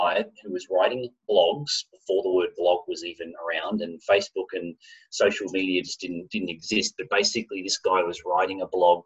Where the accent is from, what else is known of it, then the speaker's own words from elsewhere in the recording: Australia; moved away as an adult; also born or lived in Japan; I'm Australian